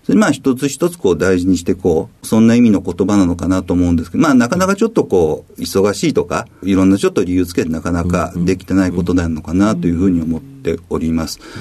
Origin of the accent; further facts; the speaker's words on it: Funabashi, Chiba, Japan; also born or lived in Fukuyama, Hiroshima; 生まれは、えっ、と、広島県の福山市で生まれました。で、あの、育ったのは、あの、えっ、ー、と、主に千葉県の船橋市の方で、幼少期過ごさせていただきました